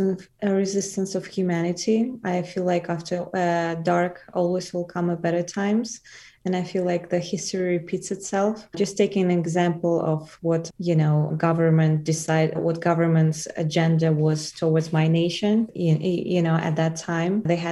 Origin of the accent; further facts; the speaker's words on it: Wuhan, Hubei, China; English is a second language; I'm a person from Wuhan, China.